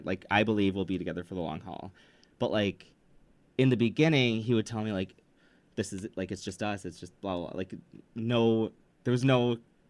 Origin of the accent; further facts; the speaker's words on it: Midwest, United States; we're both from the Midwest.